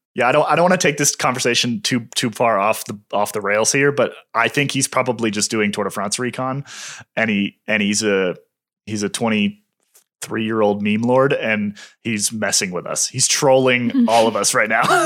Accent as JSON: {"language": "English", "country": "United States", "said": "As an American"}